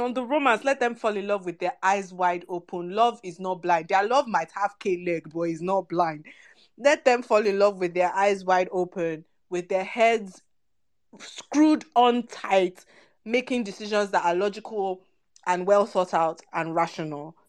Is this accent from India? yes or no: no; Nigeria; we're Nigerian women